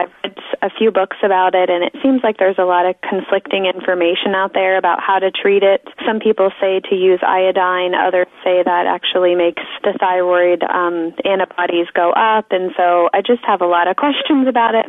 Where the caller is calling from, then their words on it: West Virginia, United States; from West Virginia